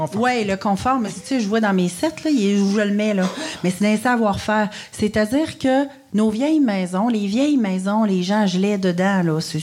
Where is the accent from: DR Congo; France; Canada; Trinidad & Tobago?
Canada; Quebec City, Quebec; je viens de Québec